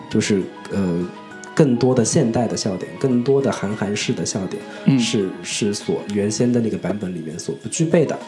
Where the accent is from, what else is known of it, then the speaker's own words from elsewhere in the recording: Zhejiang, China; 我作为一个浙江人